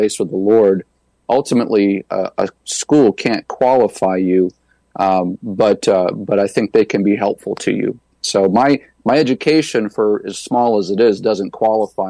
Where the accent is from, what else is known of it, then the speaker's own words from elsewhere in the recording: New Hampshire, United States; planted a church right in my hometown